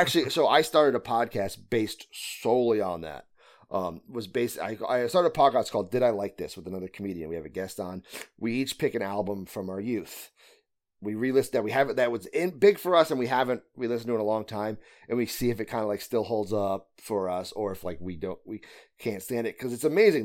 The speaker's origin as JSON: {"language": "English", "region": "Connecticut", "country": "United States", "said": "I'm from Connecticut, so I'm from the northeast of the United States."}